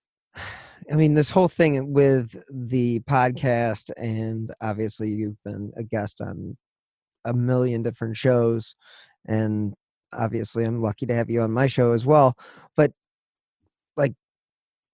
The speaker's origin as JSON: {"language": "English", "region": "Midwest", "country": "United States", "said": "we're from the Midwest."}